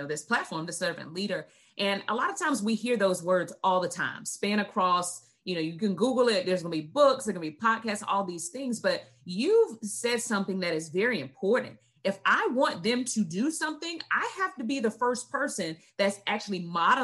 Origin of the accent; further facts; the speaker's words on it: the South, United States; I'm from the South too